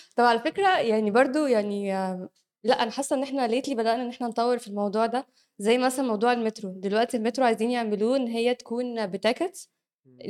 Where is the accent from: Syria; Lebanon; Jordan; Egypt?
Egypt; احنا عندنا في مصر